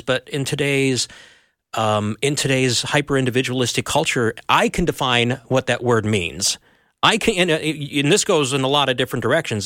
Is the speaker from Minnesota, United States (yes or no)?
yes; Elk River, Minnesota, United States; I grew up near Elk River, Minnesota